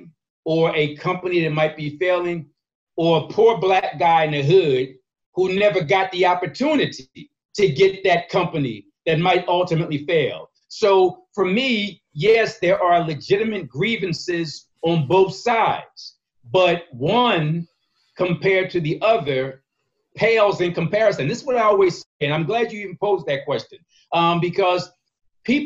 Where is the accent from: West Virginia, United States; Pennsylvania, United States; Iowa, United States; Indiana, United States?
Pennsylvania, United States; Philadelphia; I was born and raised in North Philly, 20th in York